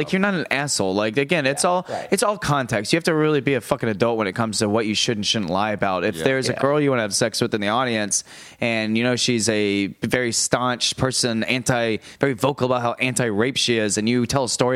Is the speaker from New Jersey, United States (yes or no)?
no; Tampa, Florida, United States; moved away as an adult; now in New York City, United States; I'm from Tampa, Florida